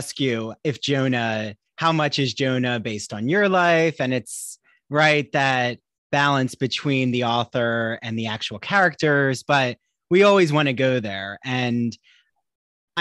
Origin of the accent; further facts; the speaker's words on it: New Jersey, United States; now in Long Island, United States; I live on Long Island, but I'm from New Jersey